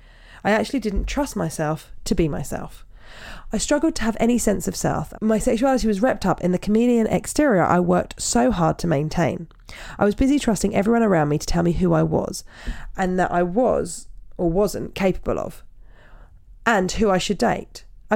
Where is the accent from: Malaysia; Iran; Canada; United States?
Canada; also born or lived in United Kingdom; I'm Canadian and have lived in the UK